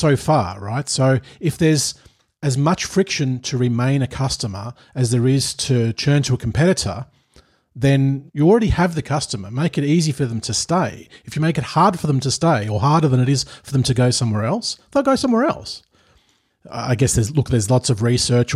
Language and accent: English; Melbourne, Victoria, Australia; now in Vejle, Denmark; I come from Melbourne, which is the coffee capital of Australia, and I moved to Denmark, to a town called Vejle.